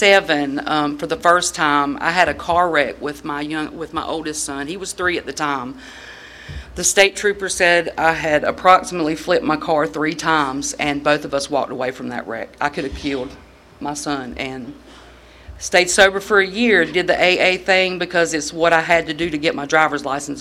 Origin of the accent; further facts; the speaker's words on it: Moore County, North Carolina, United States; moved away as an adult; now in Raleigh, United States; I'm originally from Moore County, but I do reside in Raleigh now